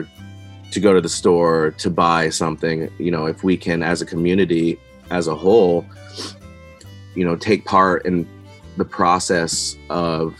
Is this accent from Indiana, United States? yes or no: no; Richford, Vermont, United States; I grew up in Richford, Vermont